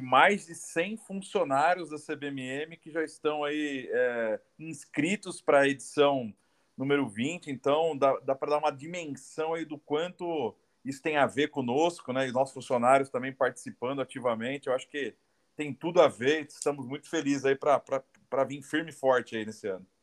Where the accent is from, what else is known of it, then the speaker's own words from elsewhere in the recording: Jundiaí, São Paulo, Brazil; accent: R puxado (caipira); aqui no interior de São Paulo, eu sou de Jundiaí, né? Meu R puxado.